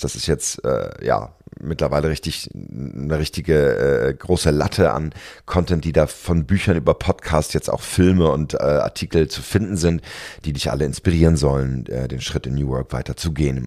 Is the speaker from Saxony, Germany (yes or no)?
no; Berlin, Germany; als Berliner